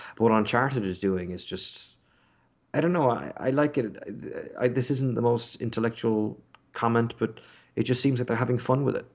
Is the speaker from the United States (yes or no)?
no; Ireland; also born or lived in Britain; now in United Kingdom; growing up in Ireland, as I did, and living in Britain